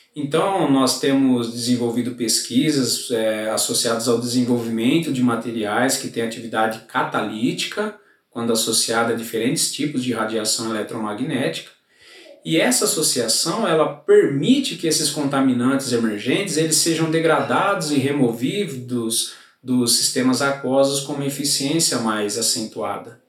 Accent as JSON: {"language": "Portuguese", "town": "Gavião Peixoto", "region": "São Paulo", "country": "Brazil", "tie": "born or raised there", "said": "sou natural da cidade de Gavião Peixoto"}